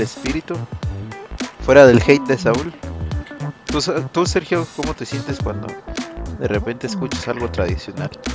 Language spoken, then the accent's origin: Spanish; Mexico; los mexicanos